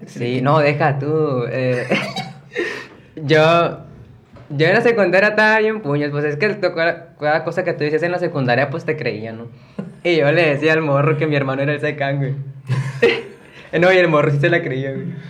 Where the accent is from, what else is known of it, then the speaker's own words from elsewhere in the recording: Piedras Negras, Coahuila, Mexico; soy aquí originario de Piraneras, Coahuila